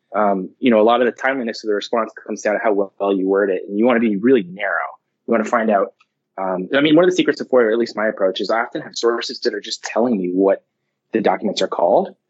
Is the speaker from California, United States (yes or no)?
yes; Livermore, California, United States; I grew up in Livermore